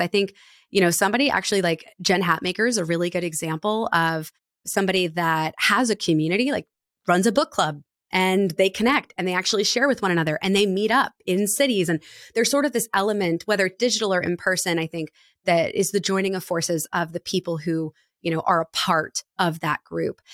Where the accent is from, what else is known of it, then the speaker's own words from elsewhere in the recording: Annapolis, Maryland, United States; my hometown of Annapolis